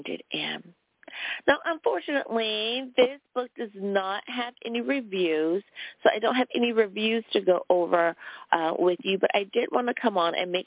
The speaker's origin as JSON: {"language": "English", "country": "United States", "said": "my home country, the United States of America."}